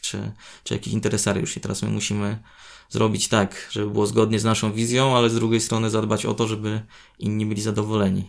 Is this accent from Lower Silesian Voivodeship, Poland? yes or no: no; Chełmno, Kuyavian-Pomeranian Voivodeship, Poland; now in Gdańsk, Poland; do mojego rodzinnego miasta z Gdańska